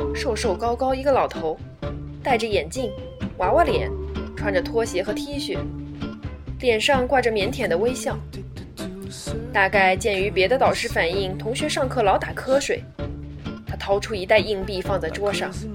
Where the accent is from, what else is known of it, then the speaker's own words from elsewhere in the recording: China; moved away as an adult; now in United Kingdom; 我来自中国大陆